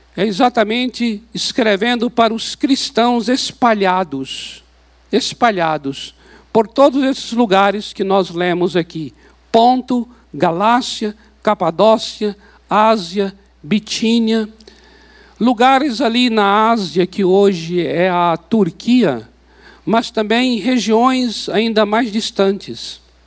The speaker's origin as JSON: {"language": "Portuguese", "country": "Brazil", "said": "nós somos aqui do Brasil, nós somos brasileiros"}